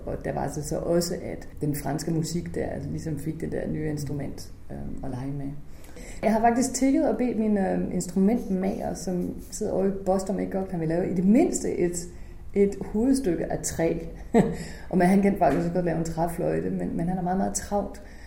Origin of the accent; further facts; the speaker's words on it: Holstebro, Central Denmark Region, Denmark; moved away; min hjemby, som jo faktisk har gjort så meget for kulturen, og jeg er vokset op her